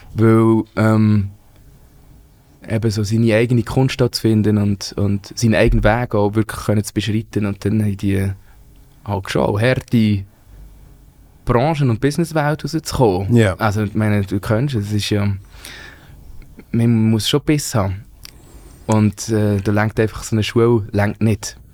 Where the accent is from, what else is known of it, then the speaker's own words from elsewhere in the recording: Wangen bei Olten, Solothurn, Switzerland; ich bin ja in Wangen bei Alten aufgewachsen